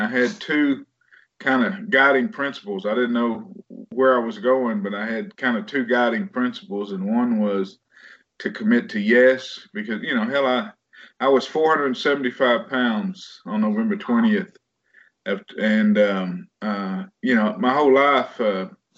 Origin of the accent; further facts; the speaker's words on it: Waxahachie, Texas, United States; born and raised in Texas. Almost born and raised in Waxahachie, Texas